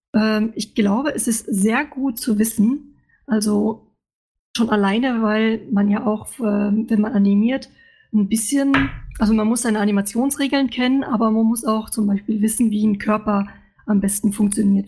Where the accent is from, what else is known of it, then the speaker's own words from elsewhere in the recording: Luxembourg; moved away as an adult; now in Stuttgart, Germany; Ich bin eigentlich aus Luxemburg und äh, bin für mein Studium in Stuttgart gelandet